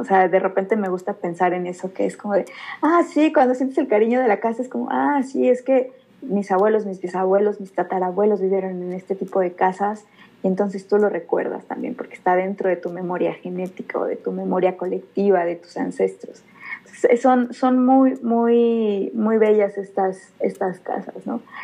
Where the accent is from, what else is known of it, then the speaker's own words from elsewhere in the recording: Mixquiahuala, Hidalgo, Mexico; Yo soy originaria de Misquiahuala